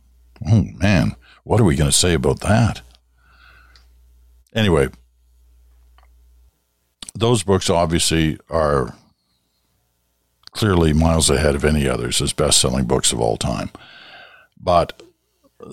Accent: England, United Kingdom; born there; also born or lived in Southeast Asia / Ottawa; I was born in England. Grew up in Southeast Asia. Then we moved to Ottawa.

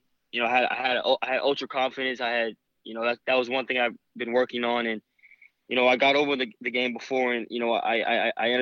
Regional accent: East Coast, United States; I'm from the East Coast

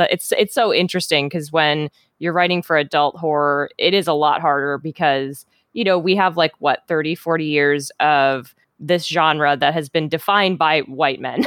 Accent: Minnesota, United States; moved away as an adult; also born or lived in Wisconsin; now in Seattle, United States; I was born in Minnesota and I lived there, you know, all through childhood and, and teen years

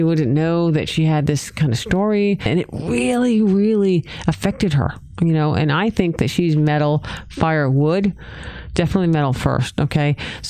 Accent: New England, United States; accent: New England; This is my New England accent.

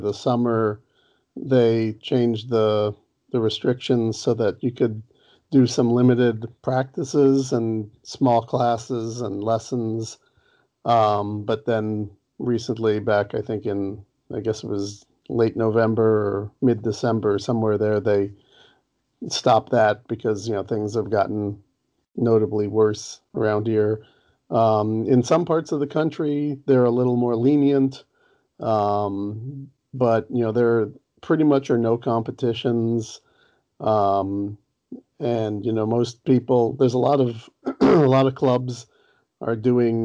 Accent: Los Angeles, California, United States; I grew up down in Los Angeles

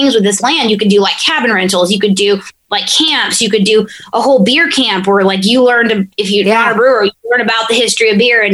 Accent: Georgia, United States; growing up in Georgia

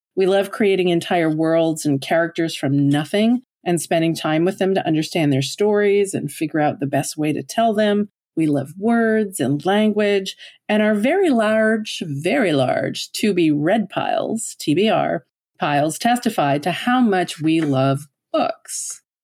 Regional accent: Newfoundland and Labrador, Canada; moved away as an adult; now in Ottawa, Canada; Although I've lived in Ottawa for thirty years now, I'm originally from Newfoundland on the east coast of Canada

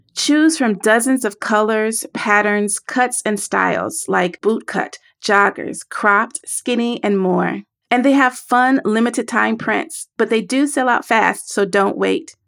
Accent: the South, United States; I am from the South.

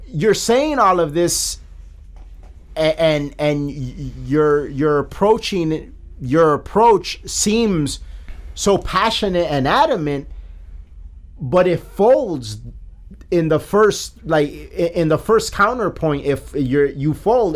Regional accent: Chicago, Illinois, United States; we're from Chicago, a liberal city

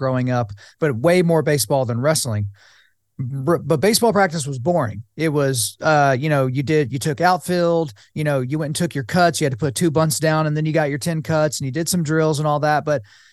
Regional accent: Oklahoma, United States; growing up in Oklahoma

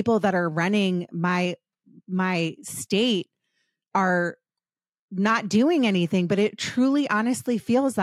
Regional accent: Maryland, United States; now in California, United States; I'm from Maryland

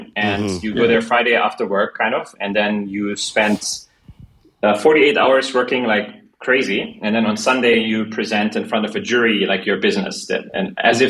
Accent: Germany; moved away as an adult; also born or lived in Berlin, Germany; now in Hong Kong; I'm originally from Germany, so if you you have to thank the Germans for that, for my last name.

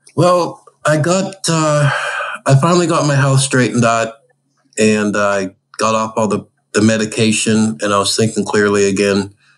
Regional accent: Pittsburgh, Pennsylvania, United States; I grew up in Pittsburgh and I grew up fishing with my dad all the time

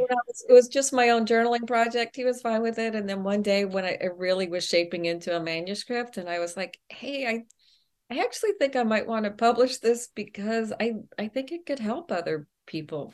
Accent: El Paso, Texas, United States; I grew up in El Paso, Texas, and I have vivid memories of my mother taking us to the public library

